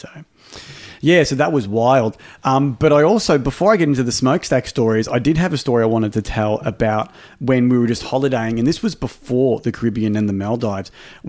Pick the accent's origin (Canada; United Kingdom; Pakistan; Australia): Australia; I'm only here for one night. I'm from Australia.